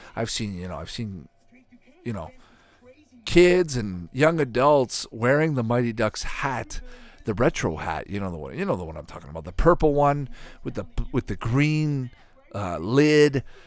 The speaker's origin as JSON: {"language": "English", "country": "Canada", "tie": "born or raised there", "said": "growing up in Canada"}